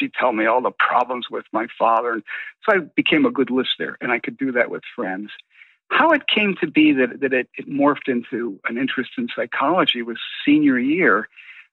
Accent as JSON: {"language": "English", "town": "Buffalo", "region": "New York", "country": "United States", "tie": "born or raised there", "moved": "yes", "lives_now": "Toluca Lake, United States", "said": "I grew up for 14 years on the outskirts of Buffalo, New York, in a small working class area"}